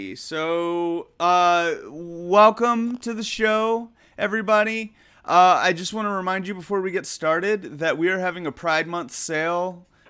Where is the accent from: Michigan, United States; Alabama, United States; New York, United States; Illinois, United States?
Alabama, United States; Huntsville; moved away as an adult; now in California, United States; I was queer in some way, and I just remember like growing up in Alabama, that's rough.